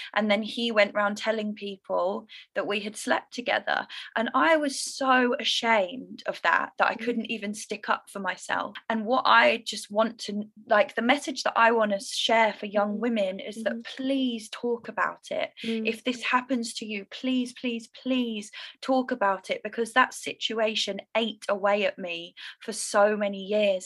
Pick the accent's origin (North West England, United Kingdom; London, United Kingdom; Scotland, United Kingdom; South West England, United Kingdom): London, United Kingdom; moved away as an adult; also born or lived in Indonesia; I'm from London